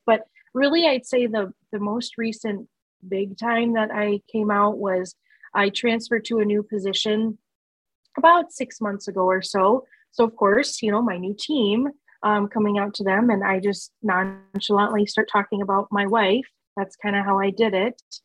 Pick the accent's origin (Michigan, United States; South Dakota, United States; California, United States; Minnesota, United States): South Dakota, United States; Sioux Falls; moved away as an adult; now in Norfolk, United States; I grew up and moved from Sioux Falls, South Dakota.